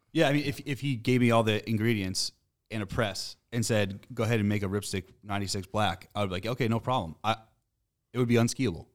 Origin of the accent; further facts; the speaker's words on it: Boston, Massachusetts, United States; we're from Boston